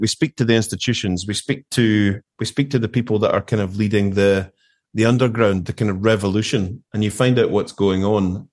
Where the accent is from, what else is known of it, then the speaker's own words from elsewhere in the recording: Erskine, Scotland, United Kingdom; moved away as an adult; also born or lived in Glasgow / Kemnay, Aberdeenshire; now in Aberdeenshire, United Kingdom; I grew up in Erskine, which is about twelve, fifteen miles outside of Glasgow.